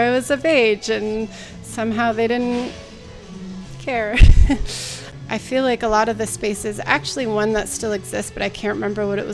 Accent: New Mexico, United States; moved away as an adult; also born or lived in Santa Barbara, California; now in San Francisco Bay Area, United States; I grew up in New Mexico

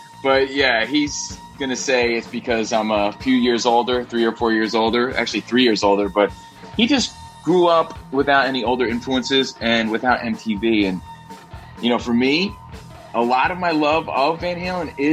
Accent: Union, New Jersey, United States; growing up in Jersey. I'm from Union, New Jersey.

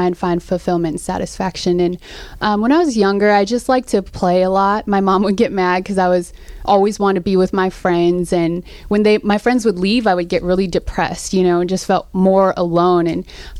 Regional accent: Seattle, Washington, United States; also born or lived in Philippines; I was born in the Philippines and raised in Seattle

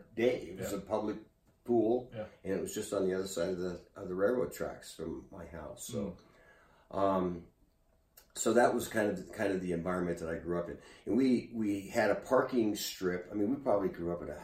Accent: Toppenish, Washington, United States; I was born in Toppenish, Washington.

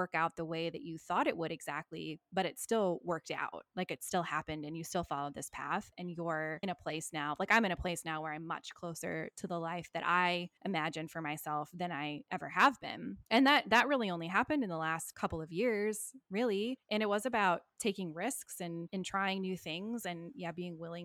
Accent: United States; now in Australia; I am still an American after all.

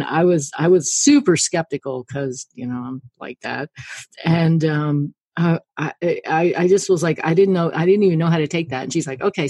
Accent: the Ozarks, United States; I grew up in the Ozarks and we were kind of farmy, horsey people

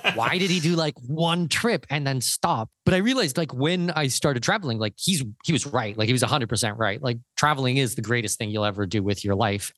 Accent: Canada; also born or lived in Germany / Brazil / United Arab Emirates; now in Panama; I'm Canadian from Danish heritage

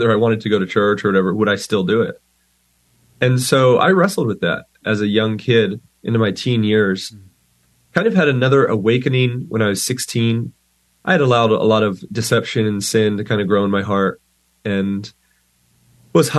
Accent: Pennsylvania, United States; I, like you said, grew up in Pennsylvania

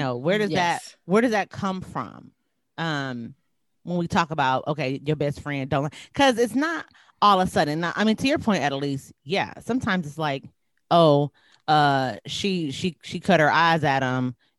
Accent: Wisconsin, United States; I'm from Wisconsin.

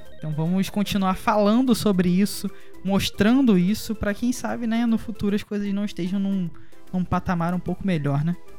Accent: Brazil; Como brasileiro e como jogadores também

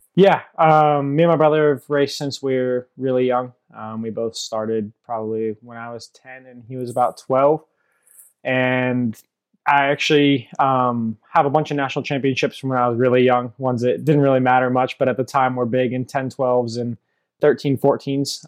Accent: Sebastopol, California, United States; also born or lived in Europe; I'm from Sebastopol, California, grown and raised here, been local my whole

